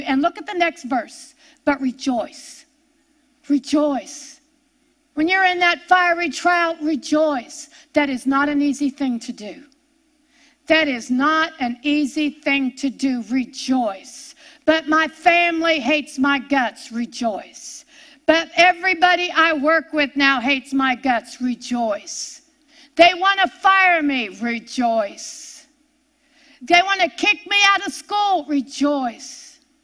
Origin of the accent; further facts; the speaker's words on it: near Pittsburgh, Pennsylvania, United States; I grew up near Pittsburgh, Pennsylvania, and everybody knew the steel mills